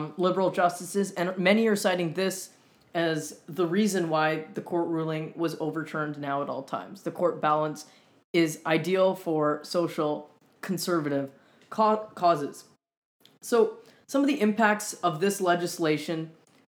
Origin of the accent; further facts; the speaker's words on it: Winnipeg, Manitoba, Canada; moved away as an adult; now in Montreal, Canada; I'm originally from a little bit further west in Canada than Montreal. I'm from Winnipeg, Canada.